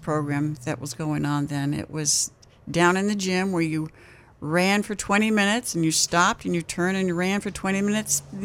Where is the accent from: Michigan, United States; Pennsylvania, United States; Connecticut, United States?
Connecticut, United States; Norwalk; moved away as an adult; now in Maine, United States; I grew up at a Y in my hometown. Which is? Norwalk, Connecticut